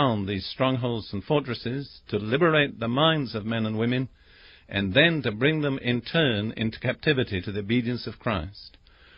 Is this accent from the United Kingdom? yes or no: yes; England, United Kingdom; I'm English by background